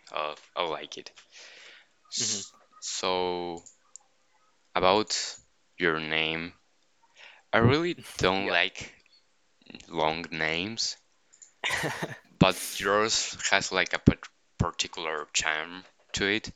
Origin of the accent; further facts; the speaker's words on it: Argentina; I'm from Argentina